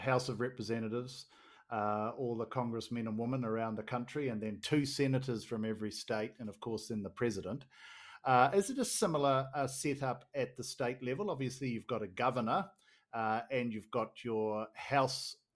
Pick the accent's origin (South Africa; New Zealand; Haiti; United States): New Zealand; two Kiwi politico tragics